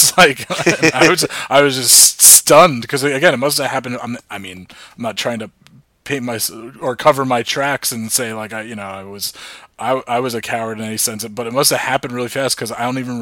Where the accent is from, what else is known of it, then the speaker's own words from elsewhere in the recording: Old Tappan, New Jersey, United States; we're from Northern Valley Regional High School at Altapan